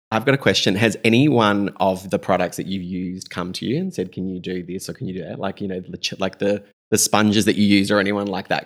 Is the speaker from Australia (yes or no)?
yes; Adelaide, South Australia, Australia; also born or lived in Melbourne; we're just kids from Adelaide